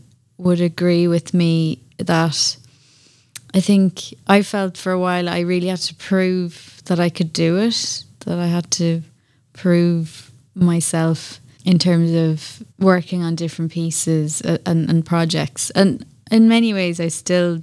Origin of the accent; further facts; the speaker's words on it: Tullamore, County Offaly, Ireland; I'm from Offaly originally, from Tullamore, small town.